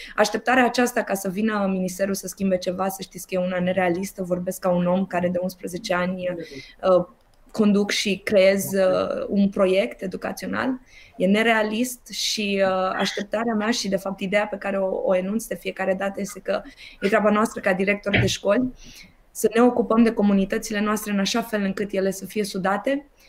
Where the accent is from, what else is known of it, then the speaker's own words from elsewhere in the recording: Romania; sunt tare mândră că sunt româncă